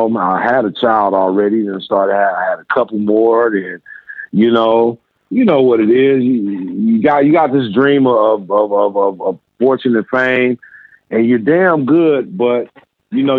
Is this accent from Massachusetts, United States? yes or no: no; Inglewood, California, United States; also born or lived in Little Rock, Arkansas; I was born in Arkansas, where I lived till I was 10 years old. My mother remarried and moved us to California. And we've been in California since. We moved to Inglewood, California, where I grew up.